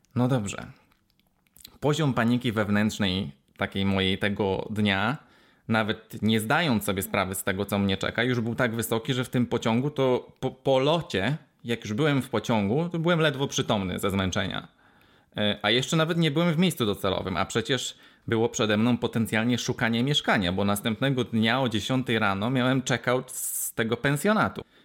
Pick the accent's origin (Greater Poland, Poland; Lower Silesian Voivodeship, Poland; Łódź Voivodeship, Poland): Lower Silesian Voivodeship, Poland; Wrocław; ja jestem z Wrocławia